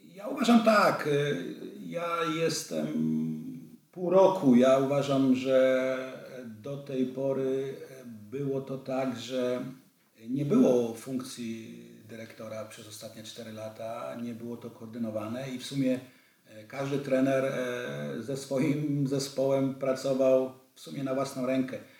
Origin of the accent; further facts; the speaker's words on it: Wrocław, Lower Silesian Voivodeship, Poland; moved away as an adult; also born or lived in Vienna, Austria / Bregenz, Austria; ja jestem wrocławianinem, tu się, tu się urodziłem na Uniwersyteckiej, bardzo blisko ratusza